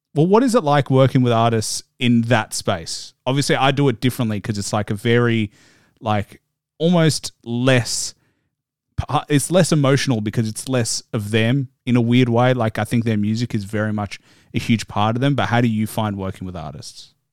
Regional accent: Australia; you know I'm Australian

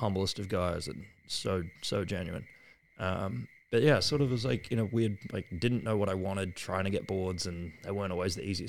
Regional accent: Australia; We're Australian, we'll cuss.

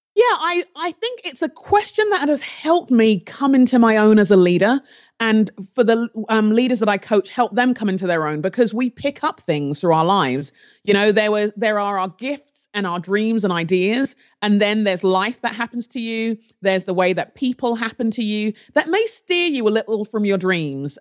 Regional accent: London, United Kingdom; moved away; also born or lived in Nigeria; I grew up in London in the, um, I was born in the seventies, and the time where I was growing up in London, there was a lot of racial tension

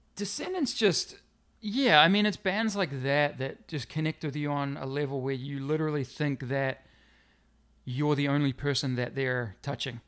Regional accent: New Zealand; moved away; also born or lived in Middlesbrough, North East England; growing up in New Zealand will always be a, a strong connection to, to New Zealand

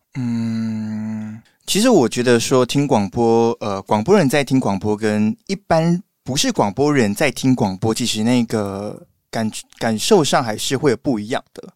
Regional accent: Malaysia; now in Taiwan; 因为我是马来西亚人嘛

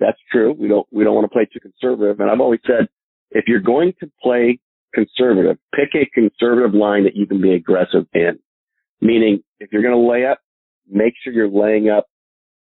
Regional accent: Northern California, United States; I was from Northern California

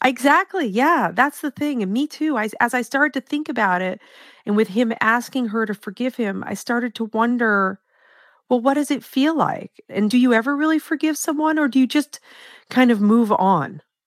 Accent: Maine, United States; in my home state of Maine, and I was born and raised here

